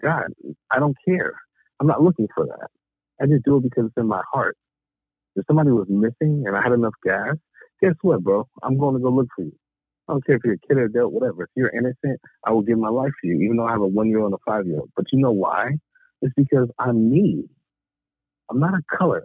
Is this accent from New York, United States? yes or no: no; Long Beach, California, United States; now in the South, United States; I grew up in California, okay? Long Beach, preferably. Been there forever until I left, and now I'm in the South